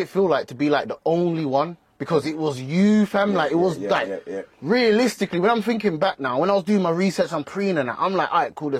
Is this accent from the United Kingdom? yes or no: yes; Birmingham, West Midlands, United Kingdom; as a Brum